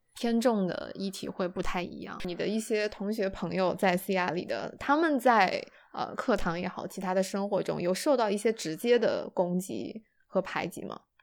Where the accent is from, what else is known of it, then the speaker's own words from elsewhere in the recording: China; 我作为一个中国人